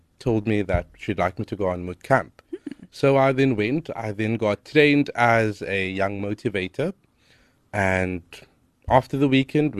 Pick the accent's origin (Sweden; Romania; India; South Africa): South Africa; Cape Town, Western Cape; I'm from Hanover Park.